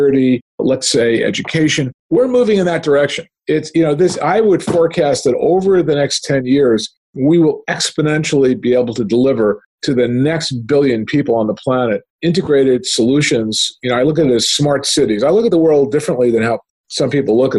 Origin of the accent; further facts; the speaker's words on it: Canada; as a Canadian, you know, I studied the Canadian healthcare system